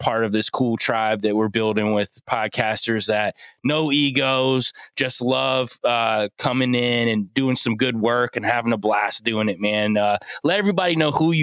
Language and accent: English; Ohio, United States; I'm from Ohio